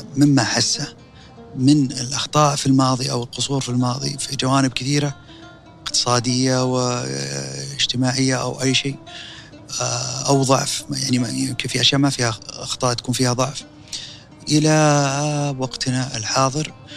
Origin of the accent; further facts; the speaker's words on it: Saudi Arabia; كسعودي انا